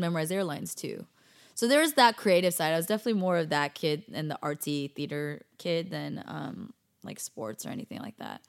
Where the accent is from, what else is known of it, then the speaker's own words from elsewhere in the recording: Bay Area, California, United States; moved away as an adult; also born or lived in Davis, California / Daly City, California / San Jose, California / Cupertino, California; now in Los Angeles, United States; total Bay Area girl